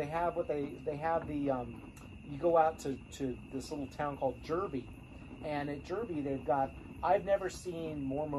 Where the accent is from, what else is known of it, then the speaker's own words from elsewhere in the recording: Minnesota, United States; also born or lived in North Dakota; I was born in North Dakota. I grew up. My first few years were in Minnesota